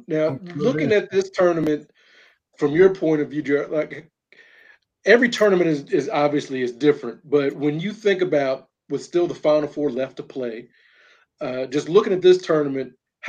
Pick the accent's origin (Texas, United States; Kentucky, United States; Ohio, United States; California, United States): Kentucky, United States; Louisville; I'm from Louisville.